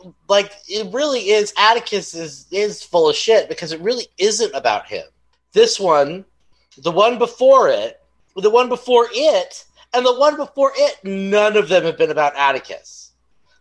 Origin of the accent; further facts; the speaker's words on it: the South, United States; I'm from the South